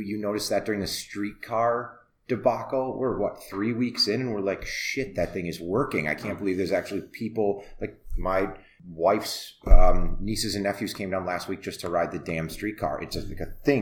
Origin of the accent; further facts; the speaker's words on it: Elkhart Lake, Wisconsin, United States; also born or lived in Oshkosh, Wisconsin; now in Milwaukee, United States; I grew up in Elkhart Lake, went to school in Oshkosh